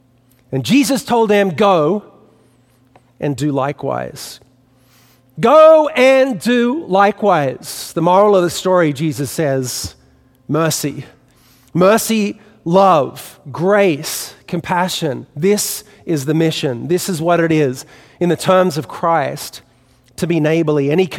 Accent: Australia; accent: Australian; now in New York City, United States; You know, you can tell by what's left of my Australian accent that I didn't grow up in New York City. And so growing up in Australia, I didn't have a fixture in my childhood

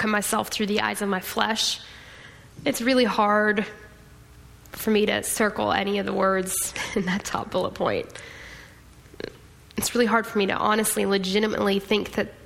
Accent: Austin, Texas, United States; I'm from Austin

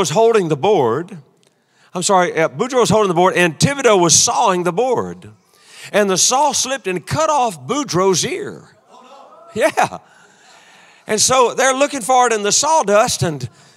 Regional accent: Louisiana, United States; I'm from Louisiana

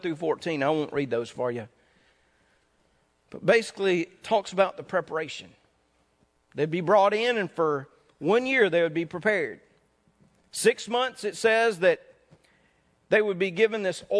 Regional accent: North Mississippi, United States; moved away; I grew up in Mississippi. We didn't have much entertainment around in North Mississippi when I grew up.

